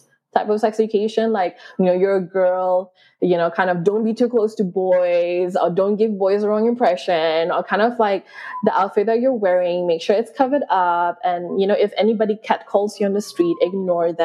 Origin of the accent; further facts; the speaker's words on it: Sabah, Malaysia; I grew up in Sabah, which is in East Malaysia